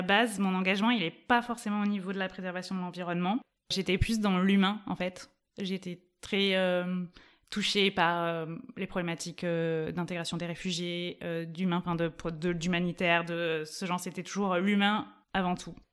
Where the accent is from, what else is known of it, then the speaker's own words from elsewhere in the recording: Toulouse, Occitania, France; now in Grenoble, France; J'ai grandi à Toulouse, enfin dans l'agglomération toulousaine